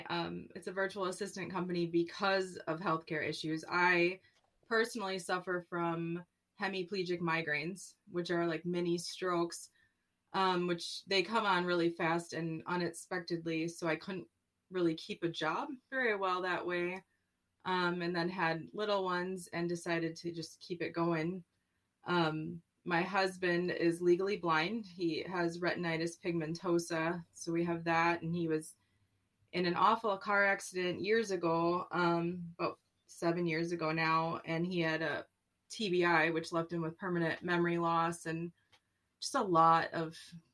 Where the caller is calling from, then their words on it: Minnesota, United States; I am in Minnesota.